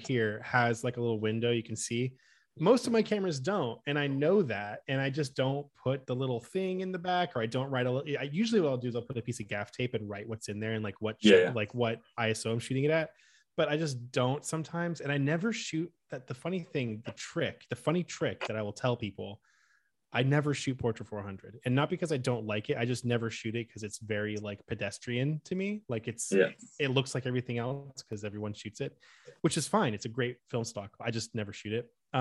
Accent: Oakland, California, United States; moved away as an adult; also born or lived in Los Angeles, United States; now in Milwaukee, United States; I'm actually from the Bay Area. So I grew up and I lived near San Francisco in Oakland for most of my life

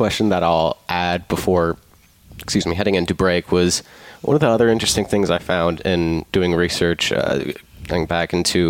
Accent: Pennsylvania, United States; moved away; because I grew up in Pennsylvania.

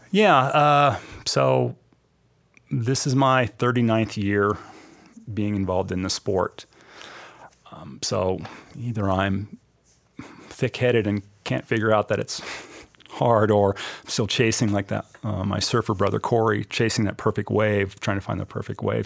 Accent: Billings, Montana, United States; moved away as an adult; also born or lived in Minnesota / New Zealand; Billings, Montana, my hometown

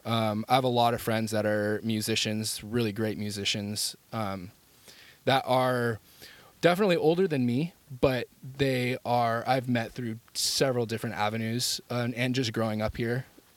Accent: San Jose, California, United States; also born or lived in Santa Cruz County; but I was born in San Jose and I went through my elementary school years in San Jose

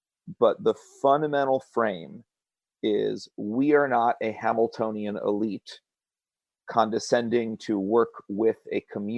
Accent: Connecticut, United States; moved away as an adult; now in Whitesburg, United States; not because I'm from Connecticut, but because I'm from Whitesburg.

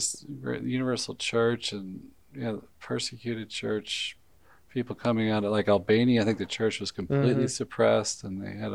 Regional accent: North Alabama, United States; I grew up in North Alabama. You know, there's no real Catholic culture or anything

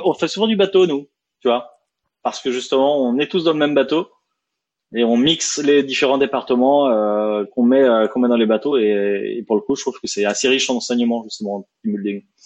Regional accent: France; accent: French; quand on est en France avec notre French accent

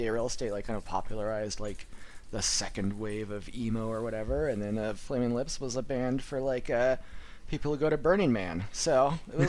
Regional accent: Northern California, United States; I'm from Northern California.

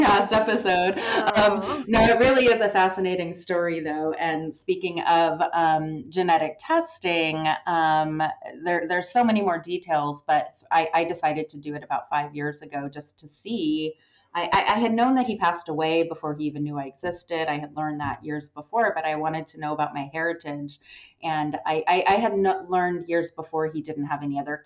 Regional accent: Southern California, United States; I was born in Southern California, raised, never left Southern California

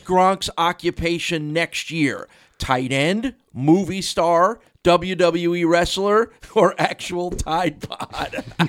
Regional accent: New Jersey, United States; a Miami Dolphins fan growing up in New Jersey

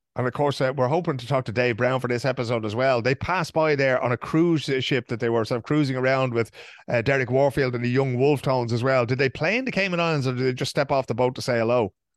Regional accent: Dublin, Leinster, Ireland; growing up in Dublin with Declan

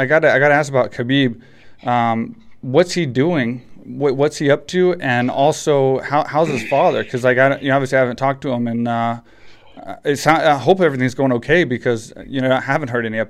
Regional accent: United States; now in Thailand; I'm American

